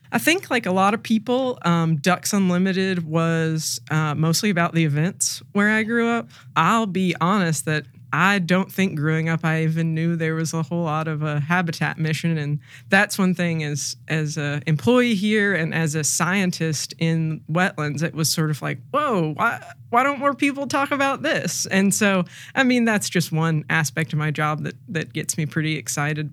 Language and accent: English; Arkansas, United States; moved away as an adult; also born or lived in Ohio / San Francisco Bay Area / Chesapeake Bay Area; I grew up in Arkansas